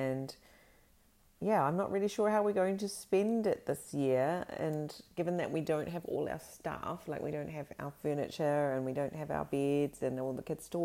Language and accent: English; Fiordland, Southland, New Zealand; now in Sweden; I grew up in Fiordland in New Zealand, which is, you know, a very sort of chilly part of New Zealand.